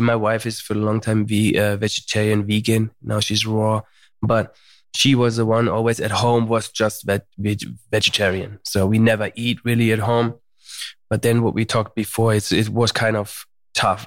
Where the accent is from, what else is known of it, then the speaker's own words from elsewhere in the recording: Germany; moved away as an adult; also born or lived in United States; now in Malibu, United States; I was born in Germany